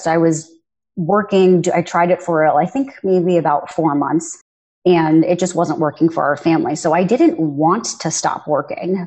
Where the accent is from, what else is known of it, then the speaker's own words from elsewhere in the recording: United States; I'm a first generation American